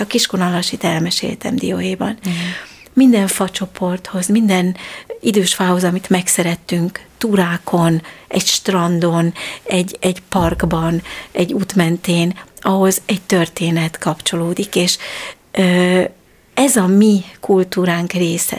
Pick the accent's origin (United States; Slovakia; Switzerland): Switzerland; now in Hungary; én Svájcban nőttem fel, mert Magyarországon születtem